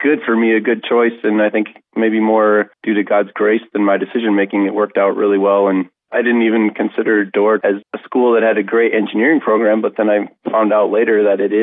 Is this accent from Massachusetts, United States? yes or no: no; Sioux Falls, South Dakota, United States; moved away as an adult; also born or lived in Cleveland, Ohio / Orange City, Iowa; now in Sioux Falls, United States; I grew up in Sioux Falls, South Dakota